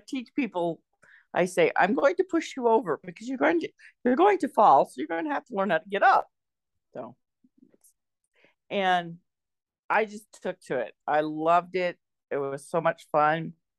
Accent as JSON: {"language": "English", "area": "near Berkeley", "region": "California", "country": "United States", "tie": "born or raised there", "said": "I was born and raised near Berkeley, California. It's a little town just east of it."}